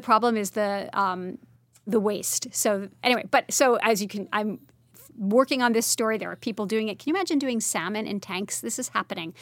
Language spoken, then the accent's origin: English; Brooklyn, New York, United States; also born or lived in France; I grew up in Brooklyn